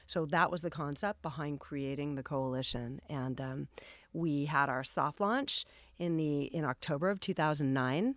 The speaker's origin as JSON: {"language": "English", "town": "Los Angeles", "region": "California", "country": "United States", "tie": "born or raised there", "said": "I grew up here in Los Angeles"}